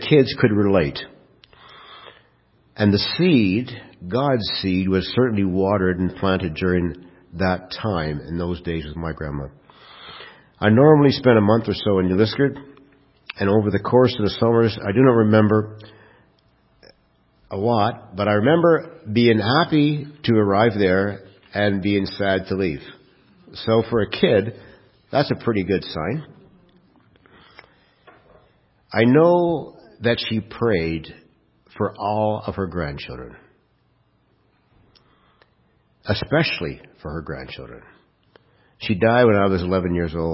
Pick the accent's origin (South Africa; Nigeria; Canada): Canada; Kirkland Lake, Ontario; I was raised in Kirkland Lake